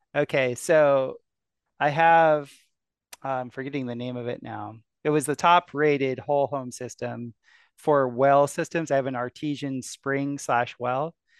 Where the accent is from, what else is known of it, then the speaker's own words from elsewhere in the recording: South Florida, United States; I grew up in South Florida